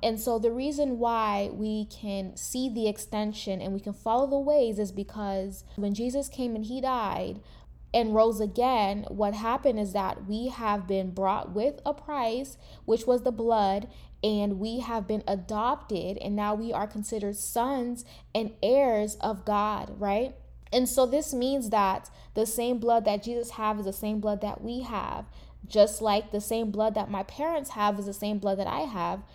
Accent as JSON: {"language": "English", "country": "United States", "tie": "born or raised there", "said": "I am a first generation American, meaning that I, from my family, is the first one actually born in the United States"}